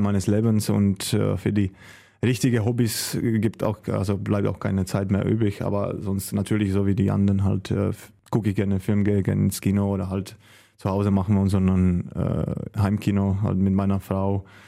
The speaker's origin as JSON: {"language": "German", "town": "Karviná", "region": "Moravian-Silesian Region", "country": "Czechia", "also_born_or_lived": "Hamm, Germany / Göppingen, Germany / Balingen, Germany", "second_language": "German", "moved": "as an adult", "lives_now": "Solingen, Germany", "said": "ich komme auch ganz aus dem Osten der, der Republik, äh, aus kleiner"}